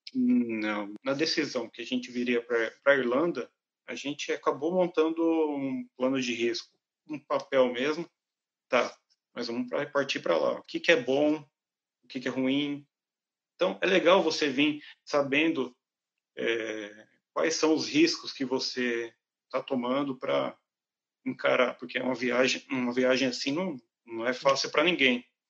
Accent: Brazil; moved away as an adult; now in Ireland; quando a gente vem do Brasil para cá

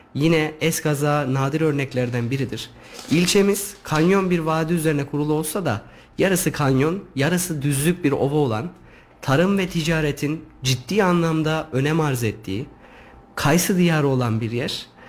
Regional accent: Yeşilhisar, Kayseri Province, Turkey; Yeşilisarlıyım. Orası benim toprağım.

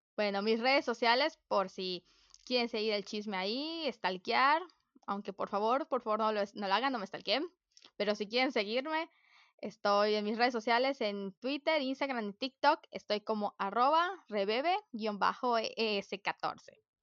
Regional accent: Mérida, Yucatán, Mexico; yo nací, mi papá vino acá hace mucho tiempo, pero yo nací en Mérida

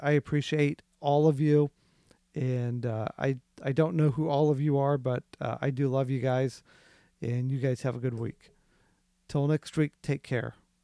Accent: Midwest, United States; I grew up in the Midwest.

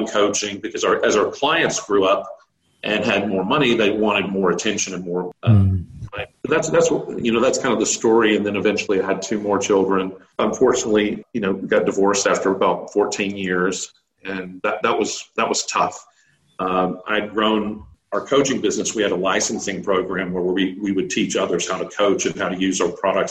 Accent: Texas, United States; moved away as an adult; also born or lived in Australia; I'm from Texas.

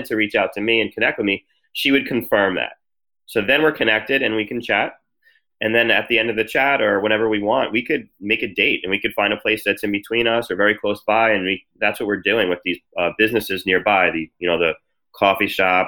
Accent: New Jersey, United States; moved away as an adult; also born or lived in Washington, D.C. / Miami; I grew up in New Jersey

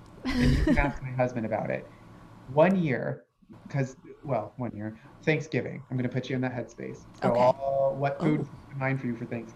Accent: Appalachia, United States; I am Appalachian white trash at my very core.

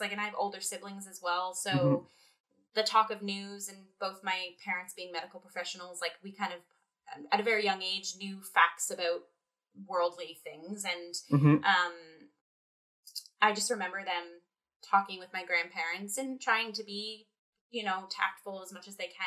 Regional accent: Windsor, Ontario, Canada; I grew up in Windsor, Ontario, so I'm a border city kid.

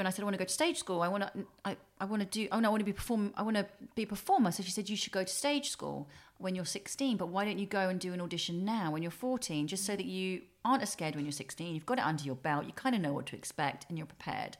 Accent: Welwyn Garden City, East of England, United Kingdom; also born or lived in Harlow / Camden, London; I was born in Harlow because my nan and granddad lived in Sawbridgeworth. And so we were living with them whilst I was in her tummy. And then straight after I was born, we were there for a couple of weeks or a month. And then we moved to Welwyn Garden City in Hertfordshire

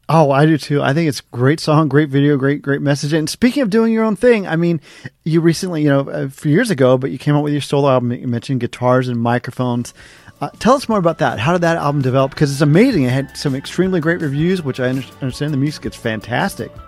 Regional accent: Cincinnati, Ohio, United States; in my hometown, I was in Cincinnati, Ohio.

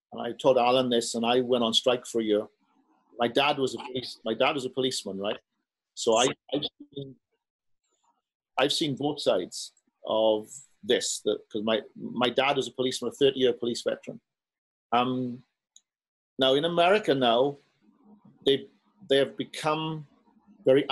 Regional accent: Wales, United Kingdom; moved away as an adult; also born or lived in Florida; now in San Francisco, United States; I'm Welsh.

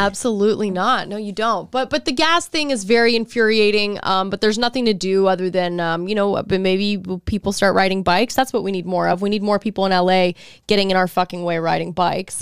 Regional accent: Texas, United States; I'm from Texas

